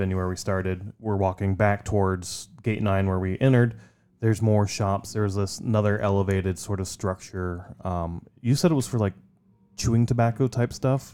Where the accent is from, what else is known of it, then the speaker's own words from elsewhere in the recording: Midwest, United States; growing up in the Midwest